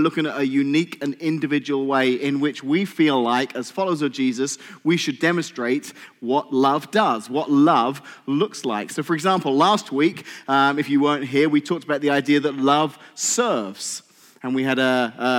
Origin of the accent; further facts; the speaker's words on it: England, United Kingdom; now in United States; I'm English.